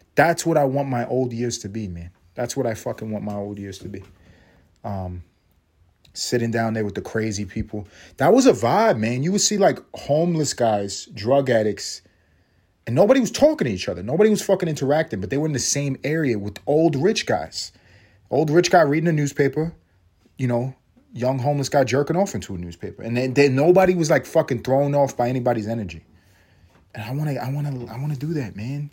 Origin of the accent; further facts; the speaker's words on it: New York City, New York, United States; also born or lived in Los Angeles; now in Atlanta, United States; I'm from New York